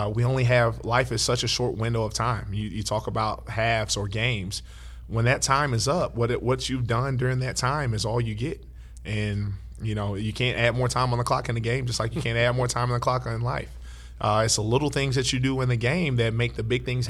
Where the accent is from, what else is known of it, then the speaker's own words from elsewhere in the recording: Dallas, Texas, United States; growing up right here in Oak Cliff, Texas